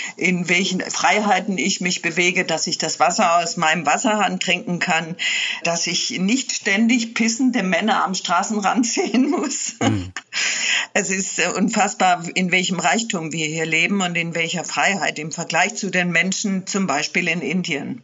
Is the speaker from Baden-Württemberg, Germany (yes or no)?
yes; Swabian Jura, Baden-Württemberg, Germany; also born or lived in Morocco; Unterwegs war ich schon immer, als Kind auf der Schwäbischen Alb